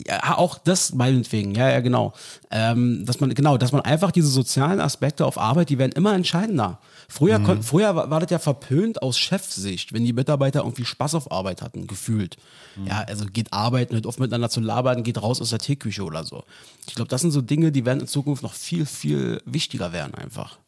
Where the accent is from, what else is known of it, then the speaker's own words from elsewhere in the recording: East Germany, Germany; als Ossi